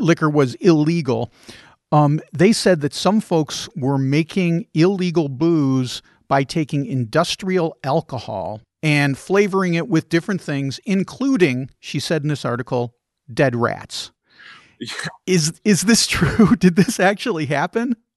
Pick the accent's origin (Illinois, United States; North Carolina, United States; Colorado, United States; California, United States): Illinois, United States; Chicago; I grew up in Chicagoland, and that was what you drank, was old style